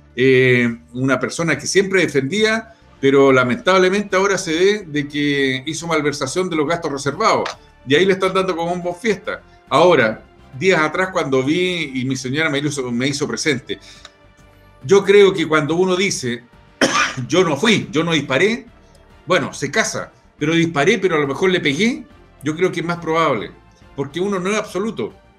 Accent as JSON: {"language": "Spanish", "country": "Chile", "said": "los que nacemos en Chile somos chilenos"}